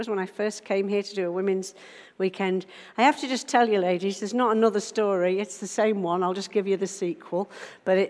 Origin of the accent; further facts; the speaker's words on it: Isle of Man; now in Nottingham, United Kingdom; I'm from Nottingham, originally from the Isle of Man